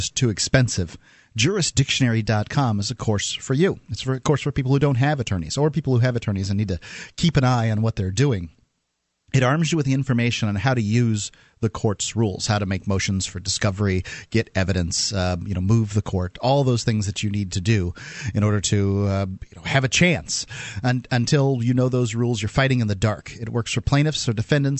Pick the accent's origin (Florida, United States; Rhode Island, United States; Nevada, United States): Florida, United States; Sarasota; we're from Sarasota